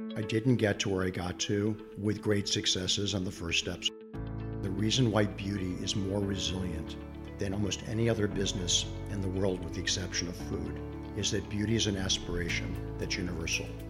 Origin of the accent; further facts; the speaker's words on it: Cleveland, Ohio, United States; born and raised in Cleveland, Ohio